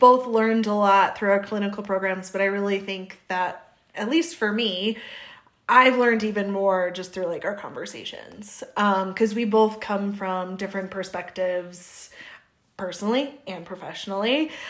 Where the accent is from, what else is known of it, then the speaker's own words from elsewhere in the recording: South Dakota, United States; I'm originally from the Midwest, South Dakota, and so you'll probably hear my O's or my A's.